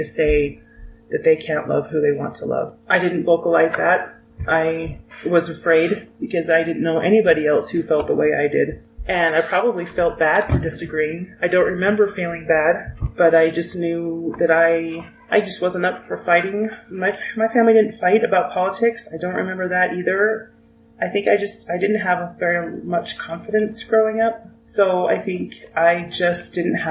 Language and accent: English; Utah, United States; I grew up in Utah